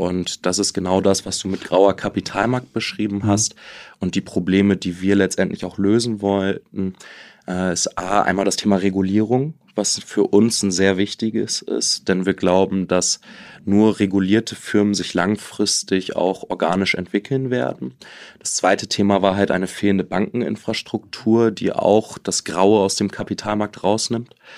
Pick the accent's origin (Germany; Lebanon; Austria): Germany; now in Liechtenstein; als Deutscher